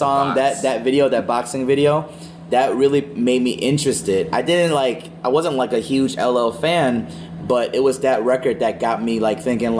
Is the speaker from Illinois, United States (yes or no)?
yes; Chicago, Illinois, United States; I am from Chicago